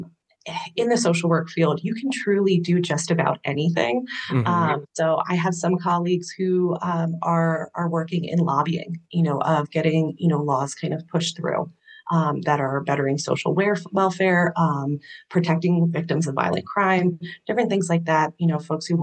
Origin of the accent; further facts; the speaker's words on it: Camp Hill, Pennsylvania, United States; I am from Camp Hill, Pennsylvania, so right outside Harrisburg. My family's lived here for quite a little bit. My family was military before I was born, so my siblings, my family's lived all over, but I've grown up here